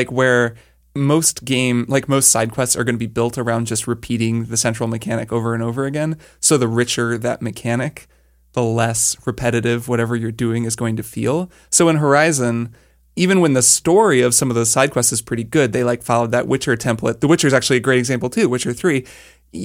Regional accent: United Kingdom; I'm British, so I read Edge magazine quite often

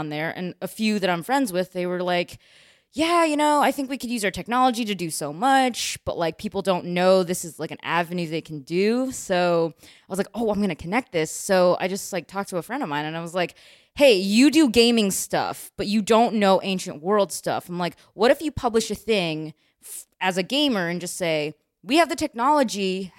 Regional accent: Chicago, Illinois, United States; also born or lived in China / Missouri; Yep, I'm from Chicago.

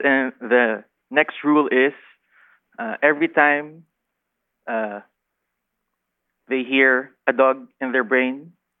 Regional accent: Quezon Province, Calabarzon, Philippines; I'm from Quezon Province.

